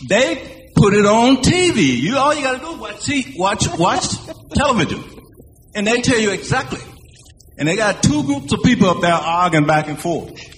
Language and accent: English; Charlotte, North Carolina, United States; I'm from the Graham Heights